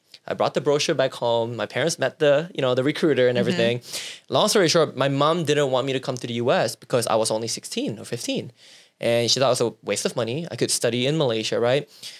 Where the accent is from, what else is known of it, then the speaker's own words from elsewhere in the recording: Seattle, Washington, United States; also born or lived in Carbondale; So at 21, I grew up in Seattle, Washington. Mm-hmm. I moved to this very small town in the middle of nowhere called Carbondale, Illinois.